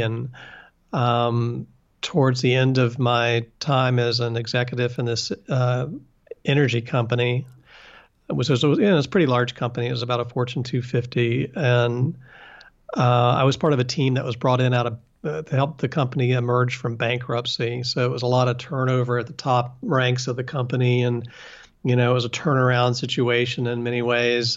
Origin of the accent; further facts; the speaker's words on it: West Virginia, United States; moved away; I'm from West Virginia, and I went back to West Virginia